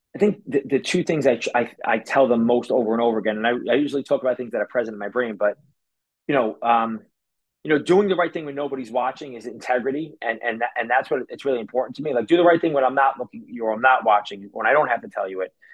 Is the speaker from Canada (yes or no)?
no; New York City, New York, United States; also born or lived in Staten Island, New York / New Jersey; when I was 14, we moved from Brooklyn to Staten Island